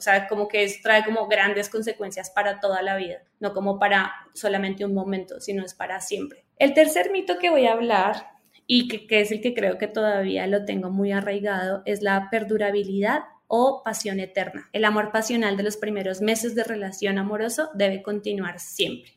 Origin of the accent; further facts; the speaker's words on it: Colombia; como buena colombiana